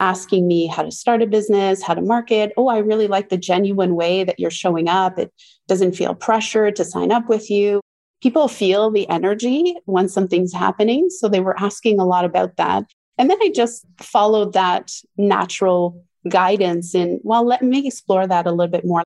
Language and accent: English; Ontario, Canada; I was born in Ontario, Canada, in a French-Canadian family.